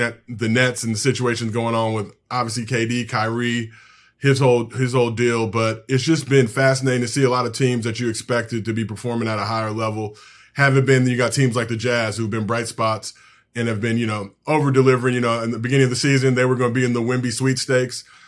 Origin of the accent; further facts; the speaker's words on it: United States; as American hoopers